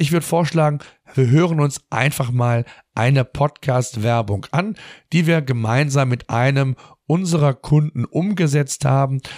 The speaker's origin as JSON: {"language": "German", "country": "Germany", "said": "bei uns in Deutschland"}